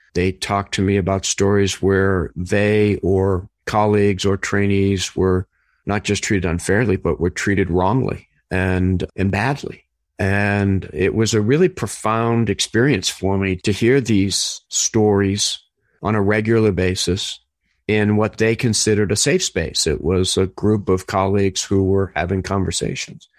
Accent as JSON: {"language": "English", "town": "Somerville", "region": "Massachusetts", "country": "United States", "tie": "born or raised there", "moved": "yes", "said": "I grew up in Winter Hill"}